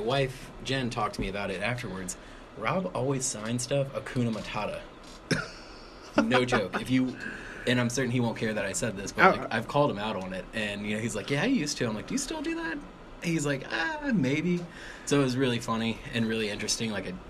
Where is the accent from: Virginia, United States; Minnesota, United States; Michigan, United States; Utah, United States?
Virginia, United States; Chester; I grew up in Southside in Richmond, in Chester, Virginia, actually.